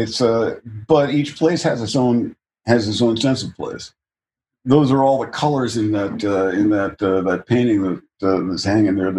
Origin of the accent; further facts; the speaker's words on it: California, United States; I was born here, raised here for the most part